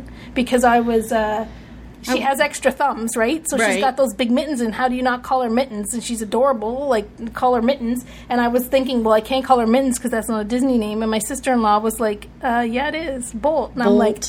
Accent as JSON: {"language": "English", "country": "Canada", "said": "The things that I identify as a Canadian, hockey sticks and flannel."}